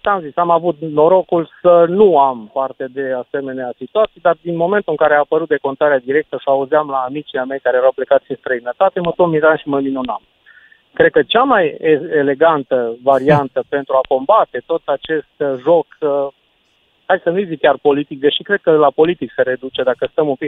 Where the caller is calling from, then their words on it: Cluj-Napoca, Cluj County, Romania; sunt de la Cluj.